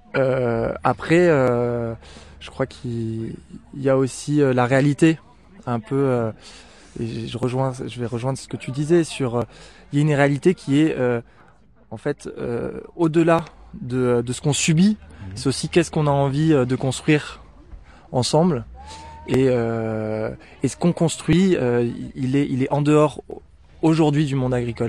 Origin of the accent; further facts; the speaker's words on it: Cévennes, Occitania, France; moved away; je suis originaire des Cévennes, donc mes parents ils avaient une petite ferme chevrière